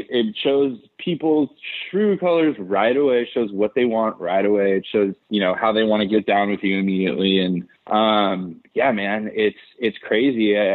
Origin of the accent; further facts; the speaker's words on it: Southern California, United States; I am from Southern California, so obviously it's like right, fucking … 's like the coolest shit ever to me.